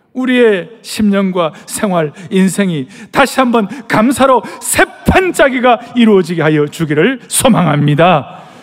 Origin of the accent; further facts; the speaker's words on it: South Korea; 우리 한국 사람들